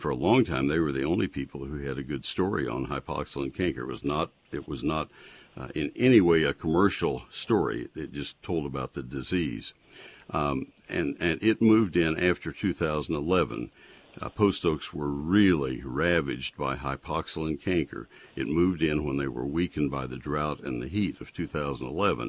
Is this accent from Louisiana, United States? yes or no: no; College Station, Texas, United States; I grew up in College Station, and we had post oaks all over Brazos County.